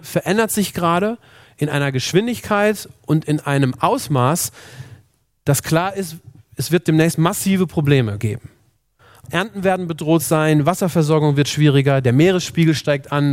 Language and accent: German; Germany; Bei uns in Deutschland